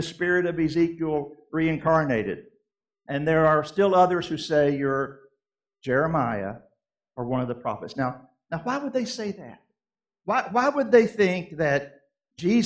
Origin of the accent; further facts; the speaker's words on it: Kentucky, United States; also born or lived in Southeast United States; I grew up in Kentucky and lived in the Southeast a big part of my life.